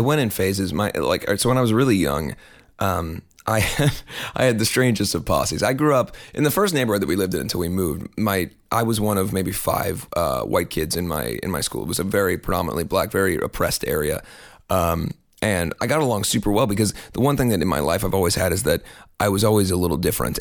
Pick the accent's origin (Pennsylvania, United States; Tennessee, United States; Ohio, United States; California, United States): Ohio, United States; Cincinnati; moved away; also born or lived in Kentucky; I was born in Cincinnati. I spent most of my adolescence in Cincinnati